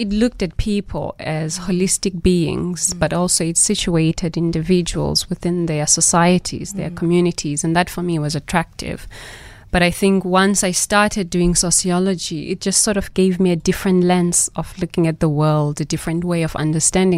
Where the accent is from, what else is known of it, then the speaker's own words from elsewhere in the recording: Mthatha, Eastern Cape, South Africa; moved away as an adult; also born or lived in King William's Town / Johannesburg; I was born in the Eastern Cape. I did most of my primary school in Umtata, and then I moved to King Williamstown for high school, and then to Johannesburg at Wits for university